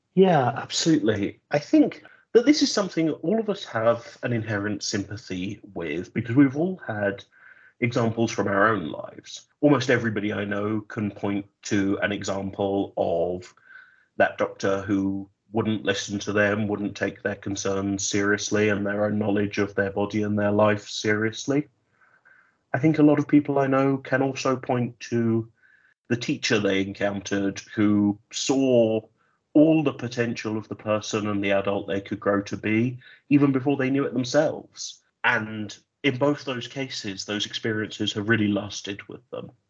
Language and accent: English; United Kingdom; My home country is the United Kingdom